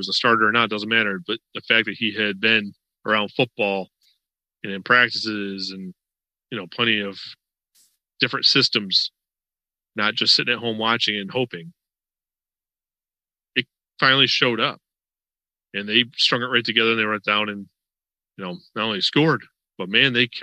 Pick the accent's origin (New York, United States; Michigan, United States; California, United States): New York, United States; Western; now in Florida, United States; I'm from Western New York. Before I moved to Florida